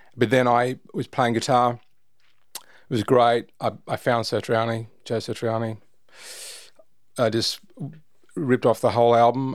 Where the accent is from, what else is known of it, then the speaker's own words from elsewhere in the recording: Darling Downs, Queensland, Australia; moved away as an adult; also born or lived in Brisbane, Australia / Toowoomba, Australia / Gold Coast, Australia; now in Sydney, Australia; Moved into the country, grew up in the country, Darling Downs, went to school in Toowoomba